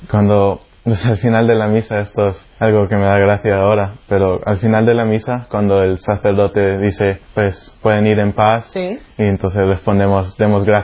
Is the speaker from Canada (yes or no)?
yes; Canada; also born or lived in El Salvador; Pues yo nací en El Salvador, un país ahí debajo de Guatemala que está debajo de México. Y pues a los ocho años me mudé a Canadá con mis padres y mis tres hermanas.